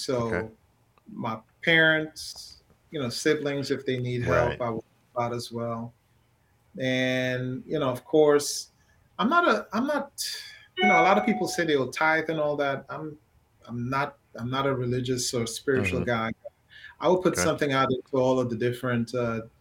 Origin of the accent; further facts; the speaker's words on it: Trinidad & Tobago; moved away; also born or lived in Brooklyn, New York; Growing up in Trinidad was tough